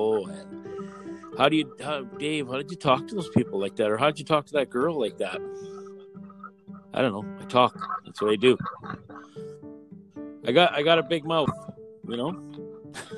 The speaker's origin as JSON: {"language": "English", "town": "Pine Falls", "region": "Manitoba", "country": "Canada", "tie": "born or raised there", "moved": "yes", "said": "I'm from Manitoba"}